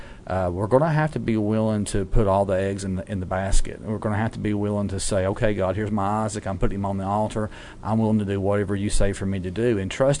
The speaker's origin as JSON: {"language": "English", "region": "Appalachia", "country": "United States", "tie": "born or raised there", "said": "growing up in Appalachian homes."}